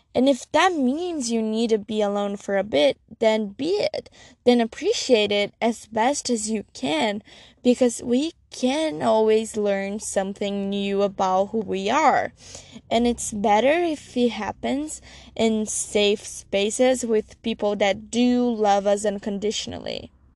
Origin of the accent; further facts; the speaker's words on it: Brazil; I'm from Brazil